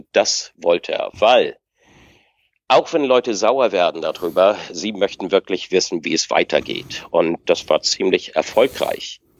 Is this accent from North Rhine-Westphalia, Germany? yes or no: no; Lübeck, Schleswig-Holstein, Germany; ich komme aus Lübeck.